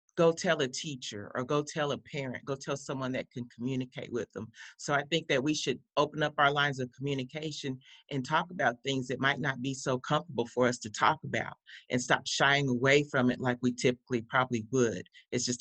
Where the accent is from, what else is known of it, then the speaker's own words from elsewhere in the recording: Tulsa, Oklahoma, United States; also born or lived in Coffeyville, Kansas; in second grade, because that's when I moved to Tulsa and went to Union Elementary School, Roy Clark